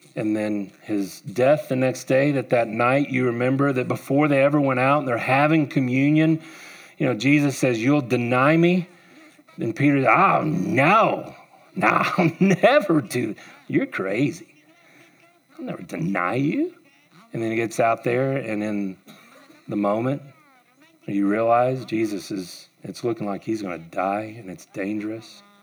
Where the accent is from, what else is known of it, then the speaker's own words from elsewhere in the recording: United States; I grew up here in Wise County.